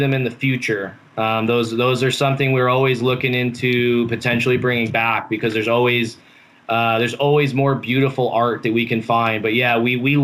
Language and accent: English; Chicago, Illinois, United States; I grew up in Chicago